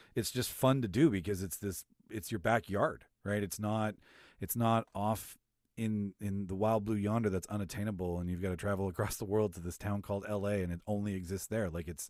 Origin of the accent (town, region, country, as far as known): Manitoba, Canada; born or raised there